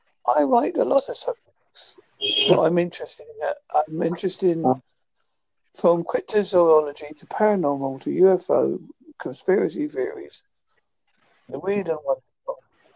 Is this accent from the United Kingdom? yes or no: yes; United Kingdom; also born or lived in Devon; I am from United Kingdom.